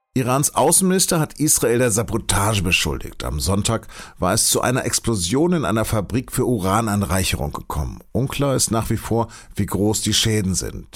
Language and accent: German; Hanover, Lower Saxony, Germany; now in Munich, Germany; man hört es, ich bin Hannoveraner und bin kein Bayer, obwohl ich sozusagen für die Süddeutsche Zeitung arbeite und in München sitze